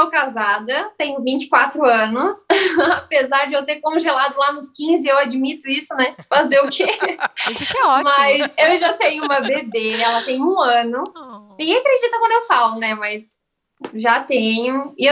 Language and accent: Portuguese; Blumenau, Santa Catarina, Brazil; now in Itapoá, Brazil; Então, eu sou natural de Santa Catarina, né? Mais especificamente da cidade de Blumenau, mas atualmente estou morando em Itapoá